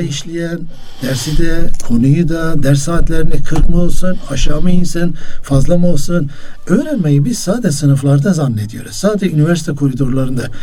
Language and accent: Turkish; Muş, Muş Province, Turkey; Ben Musluyum